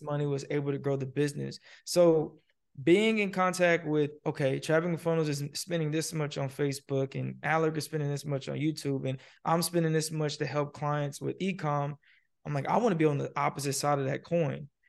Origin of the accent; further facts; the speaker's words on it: Nashville, Tennessee, United States; also born or lived in Fort Benning, Georgia / Miami, Florida; I'm originally from Fort Benning, Georgia. I grew up in Nashville, Tennessee